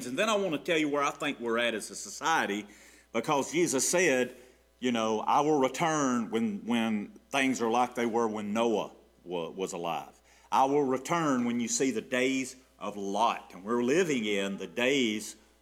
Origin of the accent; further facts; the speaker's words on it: Gainesville, Georgia, United States; I grew up in the Queen City